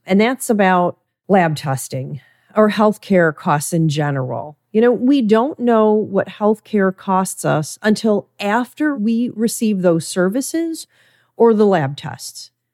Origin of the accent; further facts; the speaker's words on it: Midwest, United States; I was raised in the Midwest